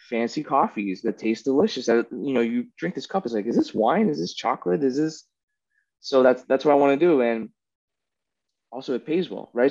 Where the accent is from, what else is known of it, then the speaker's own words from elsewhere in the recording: United States; I'm American, right? I'm spoiled.